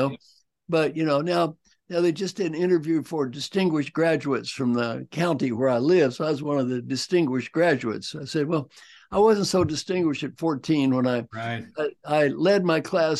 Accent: Valley Station, Kentucky, United States; I was brought up in a small town called Valley Station, Kentucky.

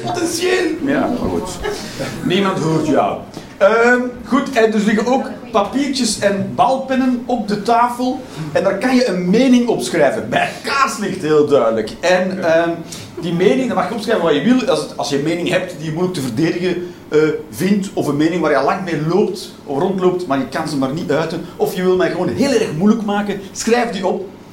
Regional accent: Belgium; ik ben een Belg

